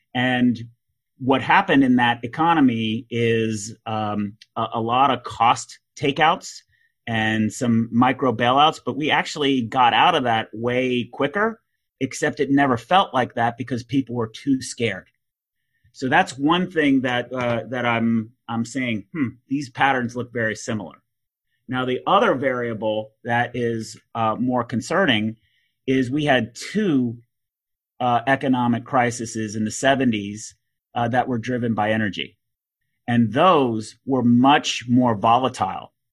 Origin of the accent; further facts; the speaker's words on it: Texas, United States; being a Texan